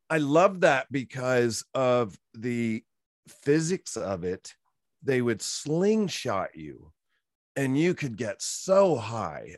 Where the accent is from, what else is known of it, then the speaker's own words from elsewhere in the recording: Virginia, United States; moved away; also born or lived in Orlando, Florida; I came originally from Virginia, grew up on a horse farm